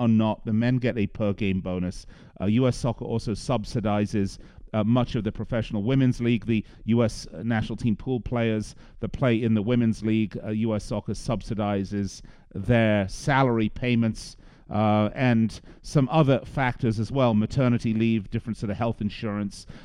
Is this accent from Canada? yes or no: no; England, United Kingdom; accent: English; now in United States; as an American, and I know I sound English to you, but I am an American. I've been here an awfully long time